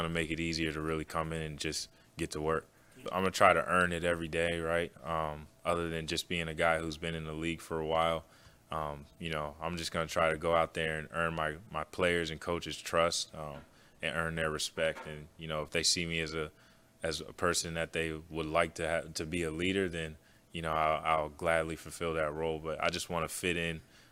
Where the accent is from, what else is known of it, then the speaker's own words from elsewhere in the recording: Pennsylvania, United States; moved away; I grew up in Pennsylvania